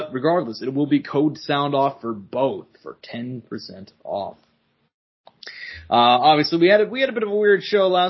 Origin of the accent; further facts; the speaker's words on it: Kansas City, United States; we're from Kansas City